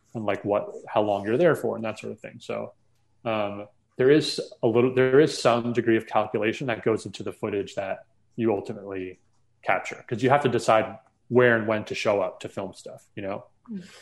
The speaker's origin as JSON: {"language": "English", "region": "New York metro area", "country": "United States", "tie": "born or raised there", "said": "I grew up in the New York metro area"}